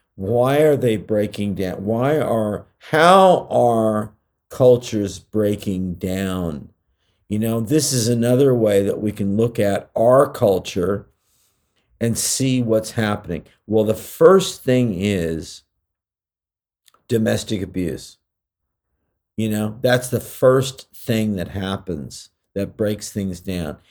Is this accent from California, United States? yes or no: yes; California, United States; I'm from California